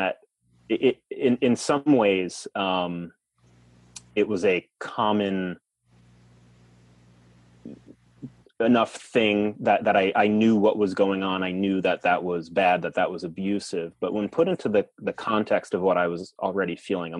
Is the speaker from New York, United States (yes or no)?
yes; Long Island, New York, United States; moved away as an adult; also born or lived in New Mexico; I grew up in New York on Long Island.